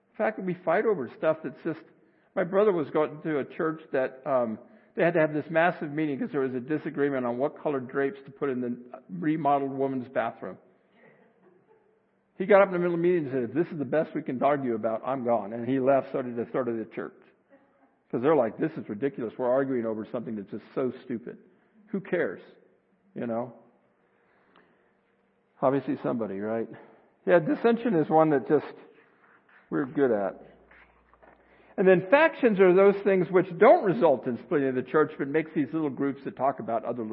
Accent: Arizona, United States; I grew up in Arizona

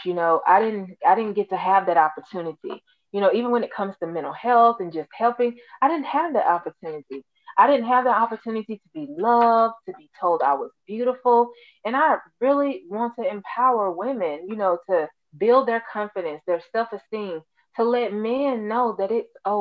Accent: Alabama, United States; I'm actually from Alabama.

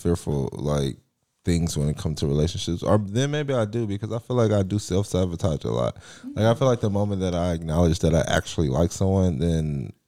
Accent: California, United States; also born or lived in Lufkin, Texas; now in Houston, United States; I will claim California until

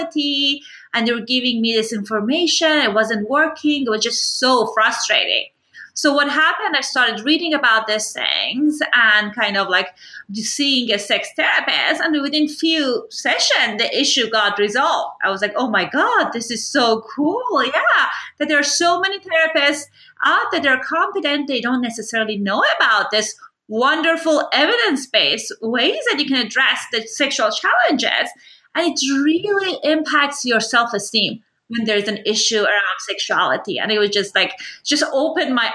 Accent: Iran; moved away; I grew up in Iran

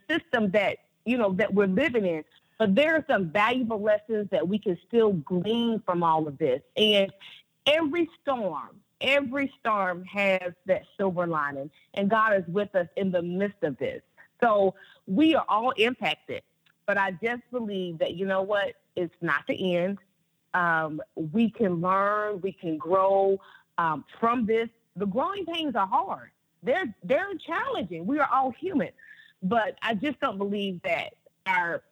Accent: North Carolina, United States; I grew up, I'm from North Carolina

